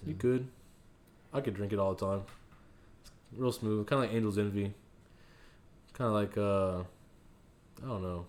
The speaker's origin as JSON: {"language": "English", "town": "Houston", "region": "Texas", "country": "United States", "said": "come from Houston."}